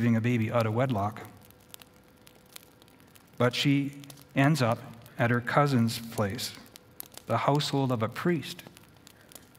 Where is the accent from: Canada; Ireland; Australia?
Canada; Edmonton, Alberta; in my community where I was born in Edmonton